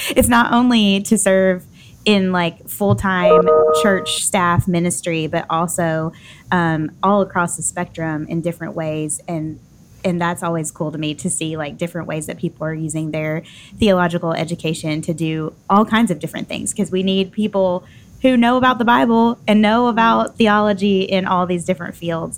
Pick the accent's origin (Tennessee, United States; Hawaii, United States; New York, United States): Tennessee, United States; Nashville; I'm from Nashville